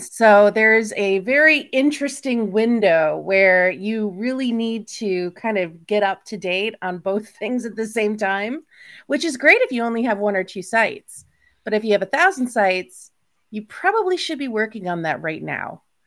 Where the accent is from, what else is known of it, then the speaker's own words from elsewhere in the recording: United States; I'm American